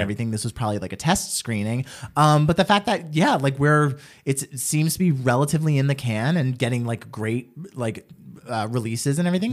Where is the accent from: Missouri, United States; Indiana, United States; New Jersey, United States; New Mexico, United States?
New Jersey, United States; Trenton; I'm from Trenton